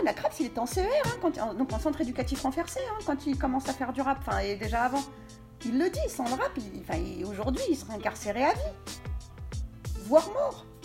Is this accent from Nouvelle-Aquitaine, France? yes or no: no; Essonne, Île-de-France, France; moved away; also born or lived in New York, United States / Paris; moi, je viens de banlieue, donc du 91